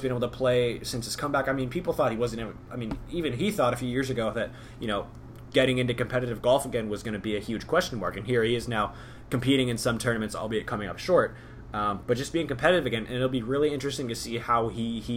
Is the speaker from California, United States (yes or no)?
no; Atlanta, Georgia, United States; growing up in Atlanta